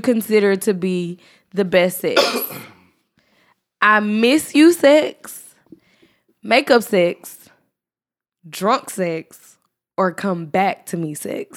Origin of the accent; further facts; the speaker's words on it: Texas, United States; moved away; I'm from Texas